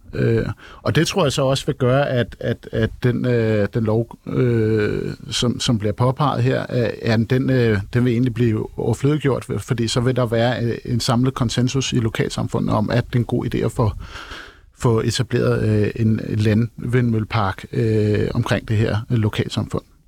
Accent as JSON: {"language": "Danish", "town": "Copenhagen", "region": "Capital Region of Denmark", "country": "Denmark", "said": "som københavner"}